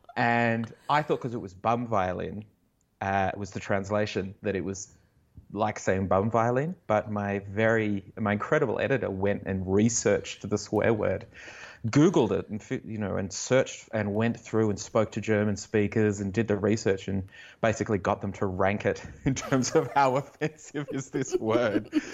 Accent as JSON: {"language": "English", "town": "Canberra", "region": "Australian Capital Territory", "country": "Australia", "tie": "born or raised there", "said": "I grew up in Canberra and in the eighties and nineties"}